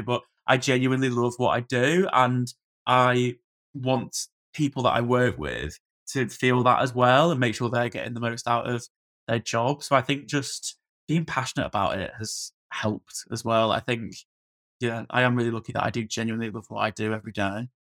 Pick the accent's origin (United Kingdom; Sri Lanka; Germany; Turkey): United Kingdom; Blackpool, North West England; moved away as an adult; I'm from Blackpool originally, so I sort of moved back to the Far Coast